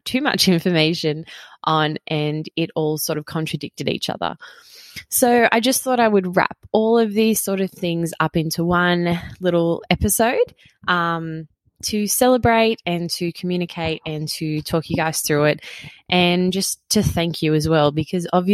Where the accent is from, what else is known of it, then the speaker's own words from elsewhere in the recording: Queanbeyan, New South Wales, Australia; here in my hometown, Queanbeyan, in Australia